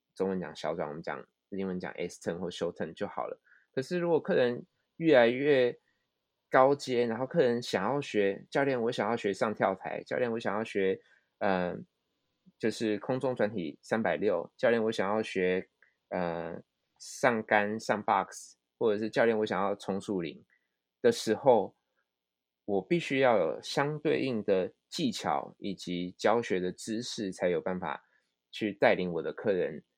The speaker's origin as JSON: {"language": "Chinese", "country": "Taiwan", "moved": "as an adult", "lives_now": "Japan", "said": "我们台湾人"}